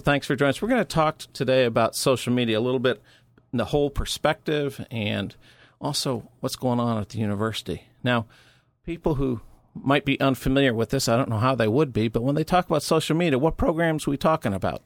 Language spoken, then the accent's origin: English; Missouri, United States; my home state of Missouri